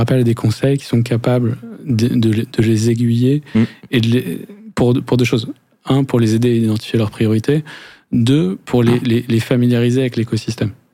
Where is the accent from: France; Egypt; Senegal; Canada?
France; accent: French; nos accents français